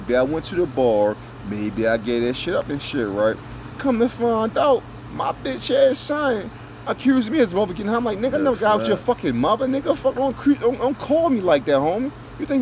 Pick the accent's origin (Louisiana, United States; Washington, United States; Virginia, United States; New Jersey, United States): New Jersey, United States; I was raised in New Jersey